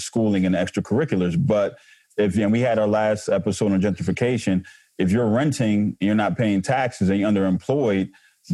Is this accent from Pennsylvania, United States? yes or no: yes; Philadelphia, Pennsylvania, United States; we're from Philly